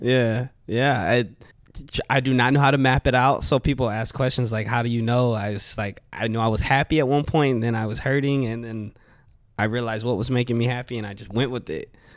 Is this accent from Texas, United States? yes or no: yes; Wimberley, Texas, United States; also born or lived in Austin; I grew up in Wimberley.